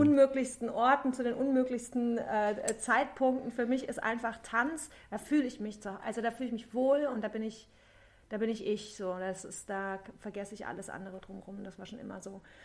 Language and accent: German; Thuringia, Germany; moved away as an adult; also born or lived in Cologne, Germany; now in Berlin, Germany; Ich komme ursprünglich komme ich aus Thüringen, also ich komme aus dem Osten mhm. und habe 20 Jahre in Köln gelebt und also ich bin mit 20 nach Köln